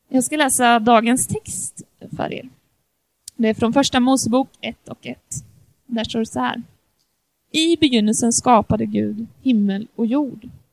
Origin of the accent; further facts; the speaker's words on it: Australia; Swedish is a second language; now in Sweden; jag är australiensare, jag har vuxit upp där, jag bor här i Sverige